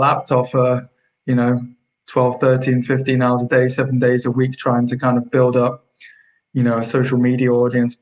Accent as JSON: {"language": "English", "town": "Birmingham", "region": "West Midlands", "country": "United Kingdom", "tie": "born or raised there", "also_born_or_lived": "Liverpool", "said": "I'm from Birmingham"}